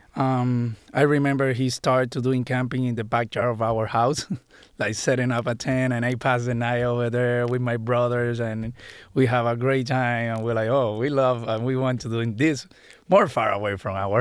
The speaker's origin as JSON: {"language": "English", "country": "Puerto Rico", "tie": "born or raised there", "moved": "as an adult", "said": "I grew up in Puerto Rico"}